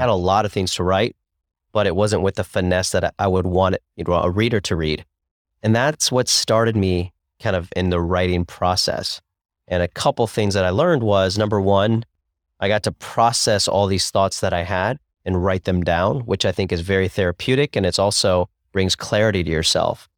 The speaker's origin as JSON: {"language": "English", "town": "Columbus", "region": "Ohio", "country": "United States", "tie": "born or raised there", "also_born_or_lived": "Cincinnati / Chicago", "said": "I grew up in Columbus, Ohio"}